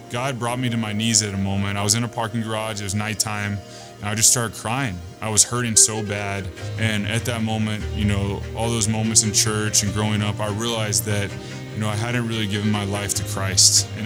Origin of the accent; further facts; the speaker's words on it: Texas, United States; now in Michigan, United States; I'm in Michigan, I'm from Texas.